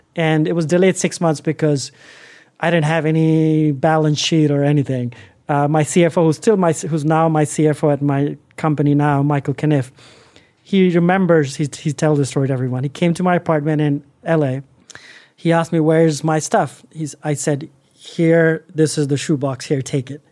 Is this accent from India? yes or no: yes; India; moved away as an adult; also born or lived in Los Angeles, United States; now in United States; as a Indian guy into America